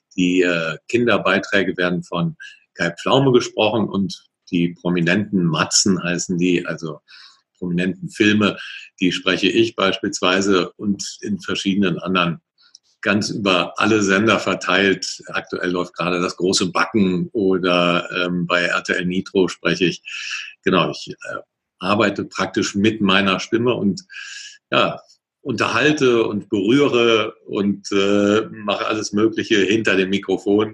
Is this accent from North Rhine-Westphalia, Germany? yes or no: yes; Cologne, North Rhine-Westphalia, Germany; also born or lived in Ingolstadt; ich komme hier aus der Ecke Köln äh, und Umgebung